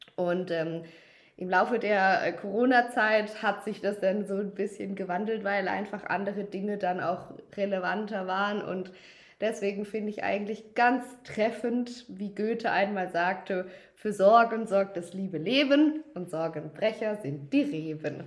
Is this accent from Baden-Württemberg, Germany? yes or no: yes; Durbach, Baden-Württemberg, Germany; wir haben aus jedem Anbaugebiet 100 Liter Riesling nach Durbach in meine Heimat gebracht